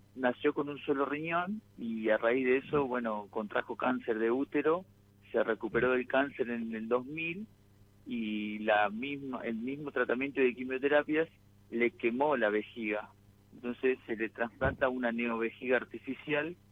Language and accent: Spanish; Sunchales, Santa Fe, Argentina; yo soy de Suchales, vivo allá y voy vengo seguido